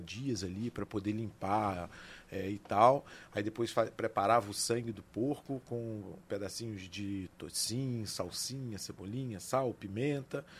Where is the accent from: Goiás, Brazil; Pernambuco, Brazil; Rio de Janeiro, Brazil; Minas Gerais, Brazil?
Rio de Janeiro, Brazil; Areal; eu sou nascido e criado na cidade de Areal